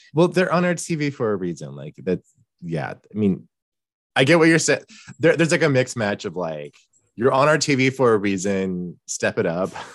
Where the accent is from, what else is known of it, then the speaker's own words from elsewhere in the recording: Houston, Texas, United States; I grew up in Houston